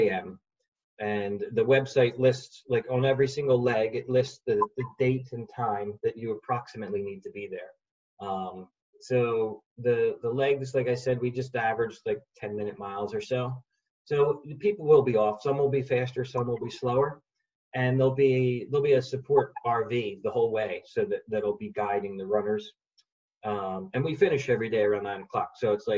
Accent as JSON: {"language": "English", "town": "Philadelphia", "region": "Pennsylvania", "country": "United States", "said": "I'm from Philly"}